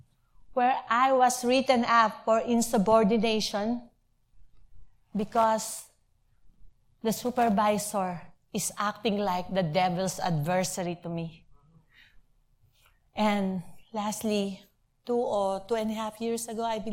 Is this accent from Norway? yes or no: no; Philippines; moved away as an adult; now in United States; I'm a college graduate. I came from the Philippines. I have a very nice job there.